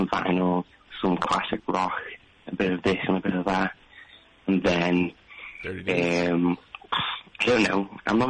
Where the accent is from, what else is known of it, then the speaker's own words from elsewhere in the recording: Liverpool, North West England, United Kingdom; I'm from Liverpool